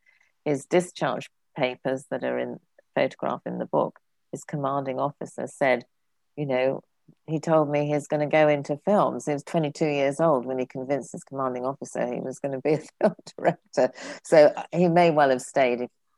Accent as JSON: {"language": "English", "region": "England", "country": "United Kingdom", "tie": "born or raised there", "lives_now": "California, United States", "said": "John used to say I was born a Frenchman, but I had the misfortune to be brought up as an Englishman. And I say I was born a Californian, but I didn't know till I got here."}